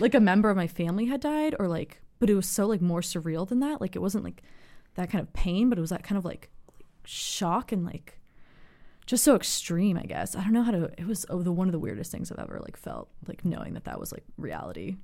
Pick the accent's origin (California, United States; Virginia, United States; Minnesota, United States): California, United States; Los Angeles; also born or lived in San Francisco; I'm from Los Angeles, but I go to school in San Francisco